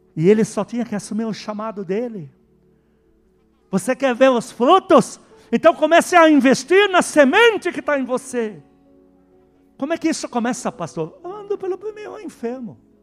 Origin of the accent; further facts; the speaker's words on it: Lebanon; Portuguese is a second language; now in Brazil; eu, o estrangeiro que veio endemoniado do Líbano, se converteu aqui